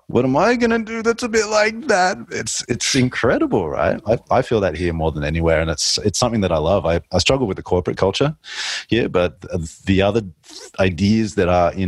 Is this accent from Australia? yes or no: yes; Australia; a male growing up in Australia